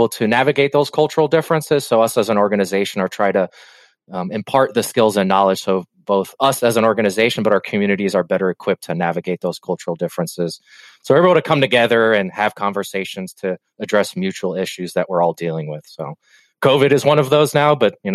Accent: Cuba; I come from Cuba

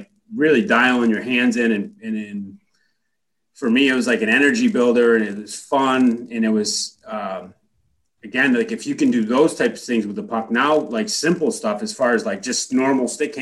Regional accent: United States; being an American guy and playing in Canada

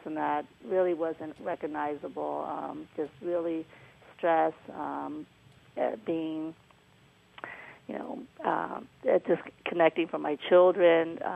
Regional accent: Myanmar; moved away; I was born in Burma, Myanmar now

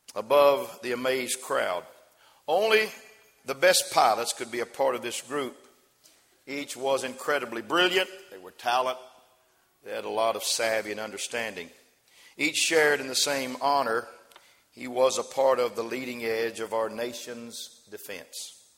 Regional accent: West Texas, United States; I was raised out in West Texas

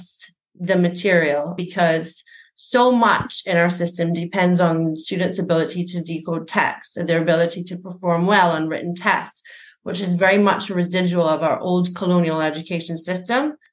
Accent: Barbados; I was raised and educated in Barbados, the primary, secondary, and tertiary levels.

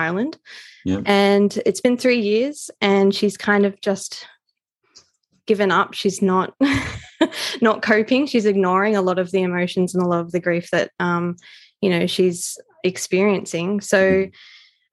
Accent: Australia; as an Australian author

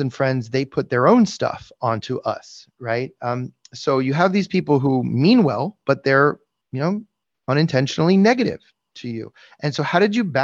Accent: South Florida, United States; I was, or I am as well. So we're two of the very few, you know, natives

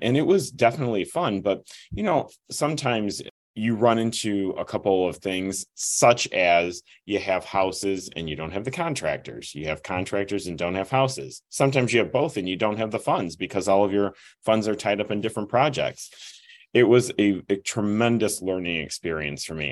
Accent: Midwest, United States; I'm from the Midwest

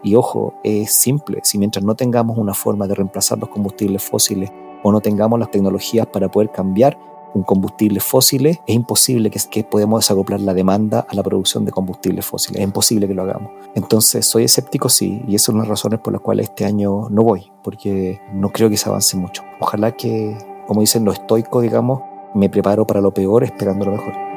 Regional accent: Chile; nosotros estamos aquí en Chile

